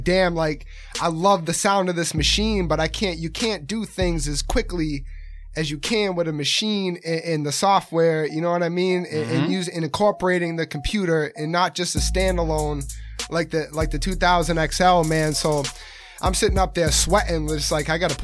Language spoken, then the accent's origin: English; Rockland, Massachusetts, United States; I'm from Rockland